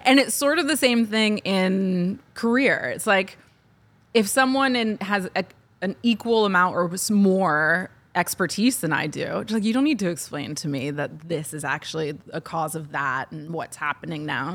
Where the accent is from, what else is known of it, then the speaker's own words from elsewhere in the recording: Ohio, United States; moved away; But where I grew up in Ohio, there are distinct racial lines